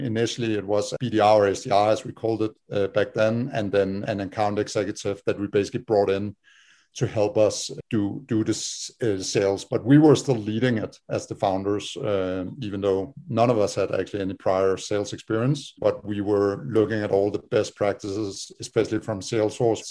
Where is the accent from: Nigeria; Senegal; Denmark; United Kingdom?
Denmark; moved away as an adult; now in United States; we're all from Denmark